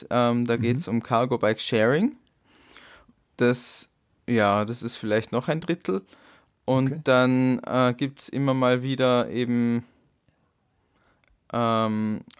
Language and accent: German; Dornbirn, Vorarlberg, Austria; In, auch in Dornbirn tatsächlich.